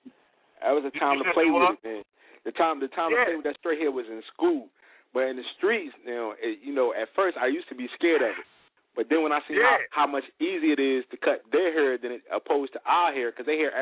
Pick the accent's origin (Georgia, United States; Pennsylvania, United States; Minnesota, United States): Pennsylvania, United States; Philadelphia; now in Charlotte, United States; I'm from up north. I'm from Philly.